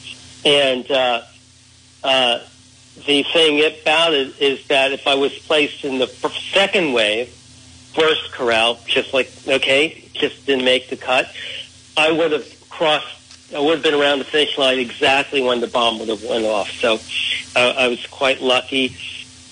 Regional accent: New York City, New York, United States; as a kid growing up in the Bronx

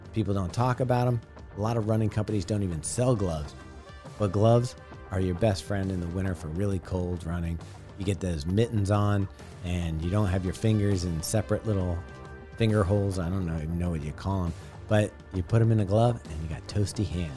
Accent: California, United States; now in Baltimore, United States; I grew up in California

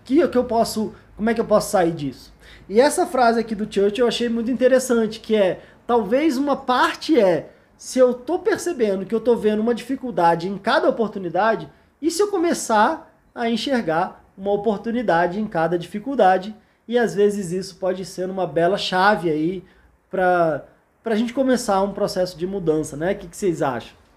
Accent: Brasília, Federal District, Brazil; Eu sou de Brasília

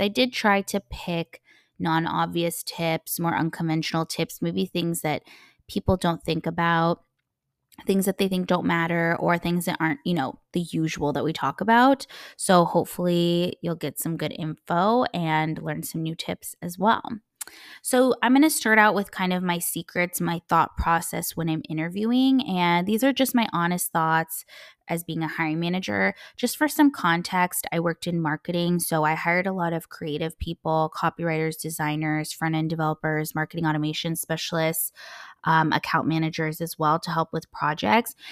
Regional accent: United States; first language English; moved away; I'm a native English speaker, I'm, you know, half American, I grew up in the States

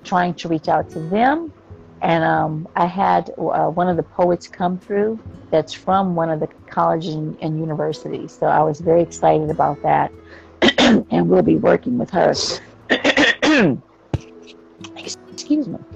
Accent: United States; growing up in America

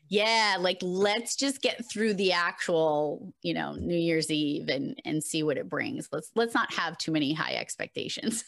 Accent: Massachusetts, United States; I am from Massachusetts

